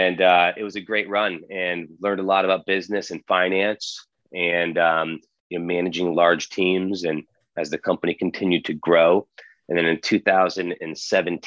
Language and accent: English; Connecticut, United States; moved away as an adult; also born or lived in Mali / Boston; now in British Virgin Islands; I'm from Connecticut originally